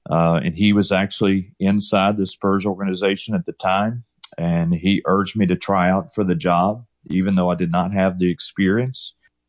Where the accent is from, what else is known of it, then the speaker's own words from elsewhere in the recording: Alabama, United States; moved away as an adult; now in Houston, United States; growing up in Alabama